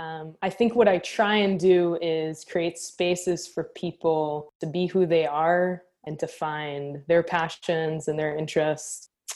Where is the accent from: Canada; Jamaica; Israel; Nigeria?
Israel; moved away as an adult; also born or lived in London, United Kingdom; now in United States; So I grew up in Israel, born and raised in Israel. From a small moshav